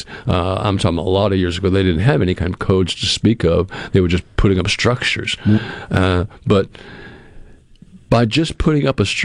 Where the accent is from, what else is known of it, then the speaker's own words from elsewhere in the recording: Massachusetts, United States; moved away; I grew up in areas where I grew up in Massachusetts. They call everything a town up there.